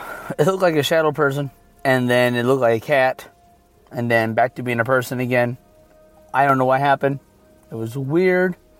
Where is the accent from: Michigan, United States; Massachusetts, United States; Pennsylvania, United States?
Michigan, United States; I'm from Michigan